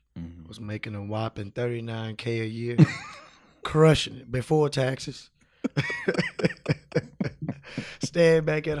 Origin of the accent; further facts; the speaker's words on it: Houston, Texas, United States; moved away as an adult; also born or lived in Dallas, Texas / San Francisco, California; I'm originally from Houston.